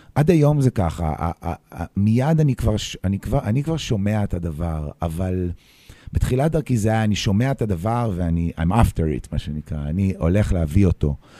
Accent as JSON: {"language": "Hebrew", "town": "Petah Tikva", "region": "Central District", "country": "Israel", "tie": "born or raised there", "also_born_or_lived": "New York", "lives_now": "Tel Aviv, Israel", "said": "עד גיל 17-18 הייתי בפתח תקווה"}